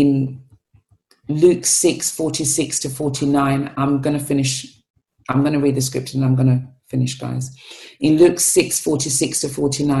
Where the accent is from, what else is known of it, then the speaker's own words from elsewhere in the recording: Sierra Leone; moved away; growing up in Sierra Leone